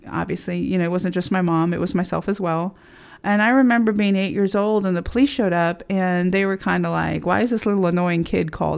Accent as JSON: {"language": "English", "region": "Texas", "country": "United States", "tie": "born or raised there", "said": "I grew up in Texas in uh, the 70s"}